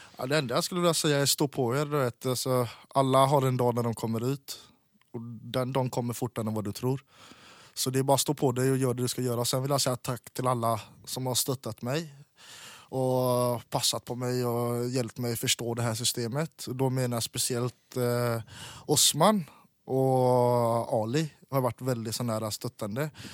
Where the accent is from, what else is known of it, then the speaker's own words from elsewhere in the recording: Sweden; Norwegian is a second language; now in Norway; jeg er svensk statsborger